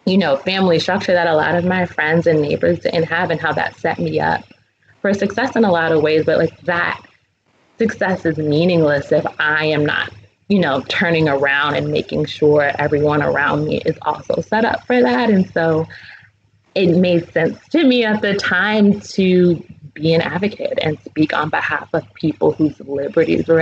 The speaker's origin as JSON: {"language": "English", "town": "New York City", "region": "New York", "country": "United States", "tie": "born or raised there", "said": "I am from Brooklyn. I was raised in the Black church"}